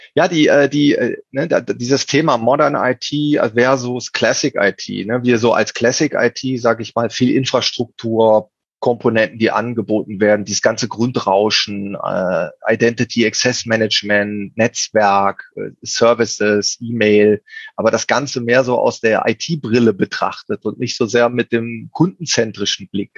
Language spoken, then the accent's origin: German; Cologne, North Rhine-Westphalia, Germany; ich bin Kölner